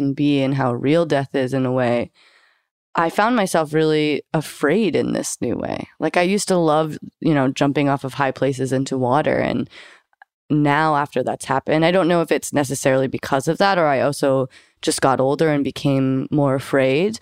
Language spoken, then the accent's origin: English; Eugene, Oregon, United States; I grew up in Eugene, Oregon, which is a really beautiful place to grow up